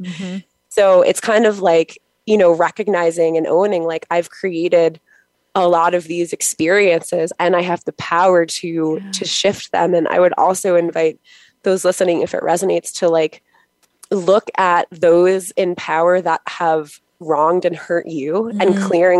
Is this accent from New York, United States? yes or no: yes; Long Island, New York, United States; I'm from New York on Long Island.